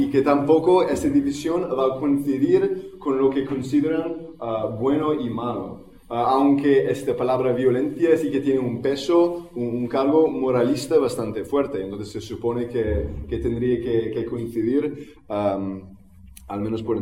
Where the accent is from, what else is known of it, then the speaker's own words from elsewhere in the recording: Barcelona, Catalonia, Spain; vengo de Barcelona